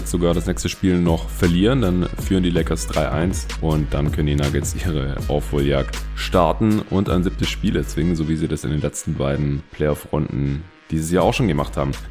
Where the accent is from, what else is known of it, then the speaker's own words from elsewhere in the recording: Stuttgart, Baden-Württemberg, Germany; Hey, Grüße aus meiner alten Heimat.